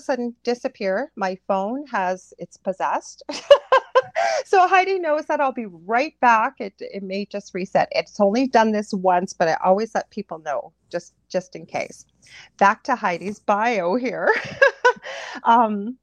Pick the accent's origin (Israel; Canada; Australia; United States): Canada; I'm a Canadian clairvoyant medium